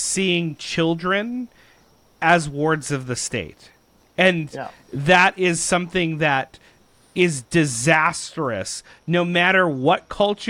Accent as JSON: {"language": "English", "country": "Canada", "said": "as Canadians"}